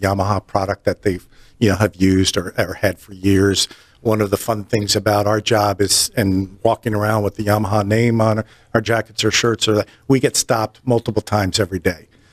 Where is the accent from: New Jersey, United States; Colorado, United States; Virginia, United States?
New Jersey, United States; moved away as an adult; also born or lived in upstate New York; now in North Carolina, United States; I'm born and raised in New Jersey